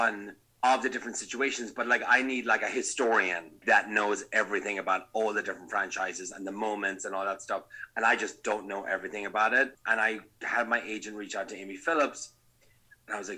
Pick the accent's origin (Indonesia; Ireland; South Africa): Ireland; moved away as an adult; also born or lived in Napa, United States; now in Los Angeles, United States; being Irish